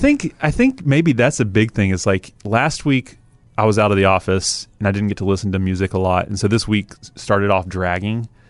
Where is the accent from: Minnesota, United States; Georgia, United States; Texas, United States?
Georgia, United States; Atlanta; moved away; I grew up in Atlanta